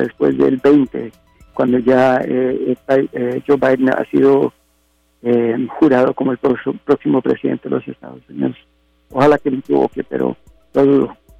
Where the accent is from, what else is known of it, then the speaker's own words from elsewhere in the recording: Costa Rica; now in Los Angeles, United States; mi país eh, nativo de Costa Rica